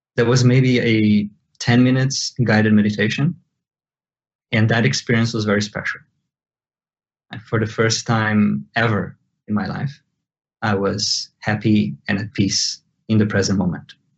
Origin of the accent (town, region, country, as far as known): Brazil; born or raised there; first language Portuguese; English is a second language